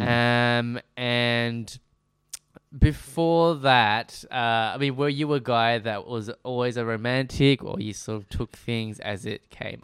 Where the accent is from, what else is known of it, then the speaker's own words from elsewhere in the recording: Melbourne, Victoria, Australia; also born or lived in Preston; I was born and raised in, uh, Br-, uh, Brunswick, uh, slash Moreland